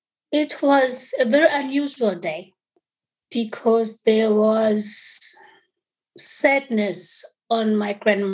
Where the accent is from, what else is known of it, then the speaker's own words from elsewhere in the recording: Eswatini; born there; I was born in Swaziland because during the time I was born, there was apartheid in South Africa.